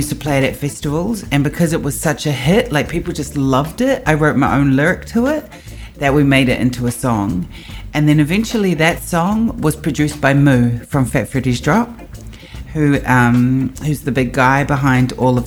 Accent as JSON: {"language": "English", "country": "New Zealand", "said": "I am from Aotearoa, New Zealand."}